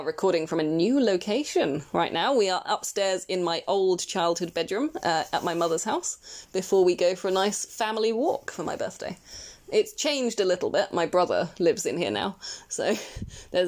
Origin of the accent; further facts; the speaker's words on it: United Kingdom; As a British person